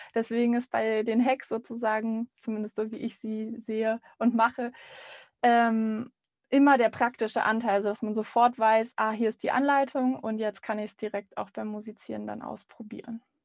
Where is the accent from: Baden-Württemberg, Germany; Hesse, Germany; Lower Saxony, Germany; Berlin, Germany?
Berlin, Germany; also born or lived in Rostock / Vienna; Ich bin freischaffende Musikerin in Berlin. Ich bin auch gebürtige Berlinerin